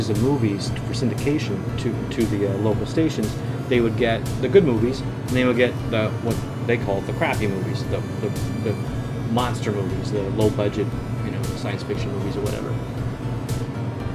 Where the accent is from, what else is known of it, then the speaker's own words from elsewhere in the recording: Nebraska, United States; now in New York City, United States; Growing up in Nebraska